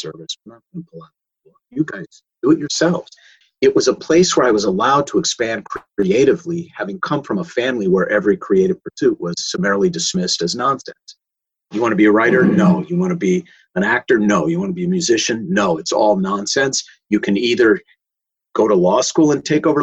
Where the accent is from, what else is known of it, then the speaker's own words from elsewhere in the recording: Minneapolis, Minnesota, United States; I grew up in Minneapolis